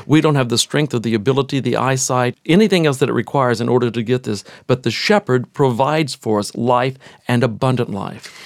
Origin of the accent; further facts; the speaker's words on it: Texas, United States; even though I grew up in Texas, I grew up in the city